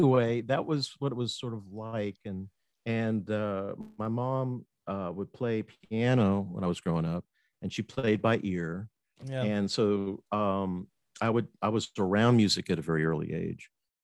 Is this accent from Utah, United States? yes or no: no; Fort Myers, Florida, United States; also born or lived in North Miami, Florida / Atlanta / Buffalo, New York; now in West Palm Beach, United States; I was born in Fort Myers, Florida, and grew up there until I was about 12, and then moved to North Miami, Florida, this coast, East Coast, and went to high school